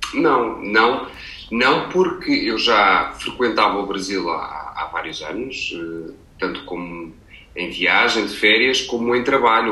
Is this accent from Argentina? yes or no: no; Portugal; moved away as an adult; now in Brazil; português e trabalhando em telenovelas